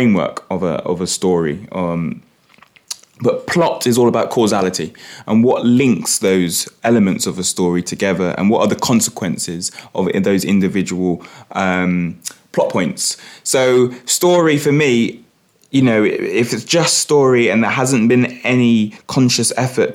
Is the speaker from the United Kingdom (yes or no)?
yes; London, United Kingdom; moved away as an adult; now in Norwich, United Kingdom; I grew up in Hackney and first in the family to go to university.